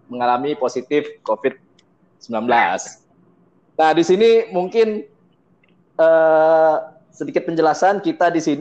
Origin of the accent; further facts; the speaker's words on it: Sumatra, Indonesia; Karena kita di sini bertiga dan tiga-tiganya berasal dari Sumatera.